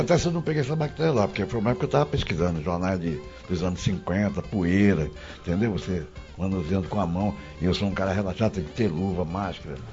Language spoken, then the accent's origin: Portuguese; Manaus, Amazonas, Brazil; sou lá de Manaus